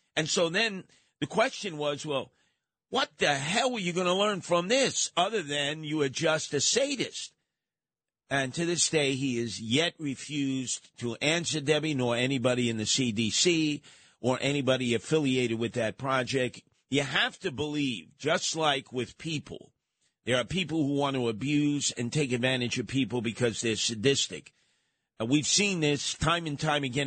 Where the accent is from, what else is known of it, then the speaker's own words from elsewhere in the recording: New York City, New York, United States; I grew up in Canarsie.